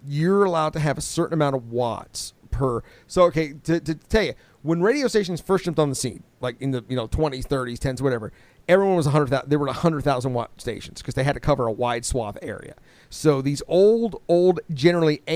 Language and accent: English; Tampa, Florida, United States; moved away as an adult; also born or lived in Dallas / San Francisco / Detroit / Orlando; now in Lexington, United States; I grew up in Tampa.